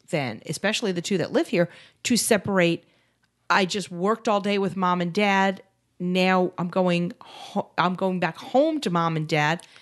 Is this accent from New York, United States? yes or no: yes; New York City, New York, United States; now in Phoenix, United States; Barry and I grew up in New York City